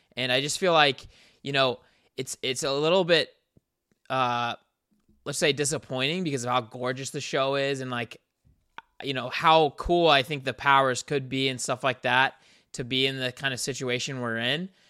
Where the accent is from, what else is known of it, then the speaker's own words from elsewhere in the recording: South Carolina, United States; me and Ricky are both from the South. We're from South Carolina